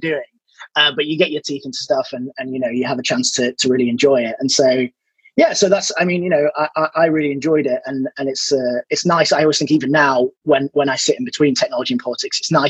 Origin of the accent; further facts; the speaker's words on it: Leeds, Yorkshire and the Humber, United Kingdom; moved away; I'm from Leeds originally